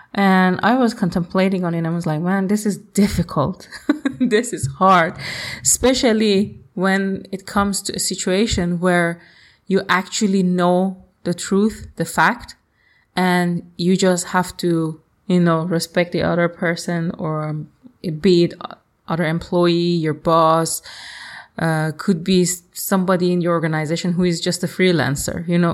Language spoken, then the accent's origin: English; Iran; moved away; I am from Iran